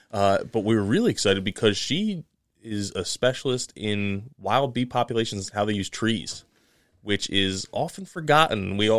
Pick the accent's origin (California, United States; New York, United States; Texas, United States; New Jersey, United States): New Jersey, United States; also born or lived in Ithaca; Growing up in New Jersey